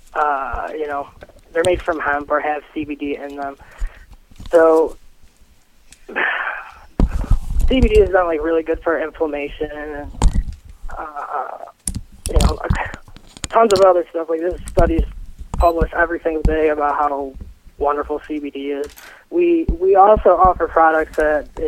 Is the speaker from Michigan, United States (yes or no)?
yes; Mount Clemens, Michigan, United States; we're from Mount Clemens, Michigan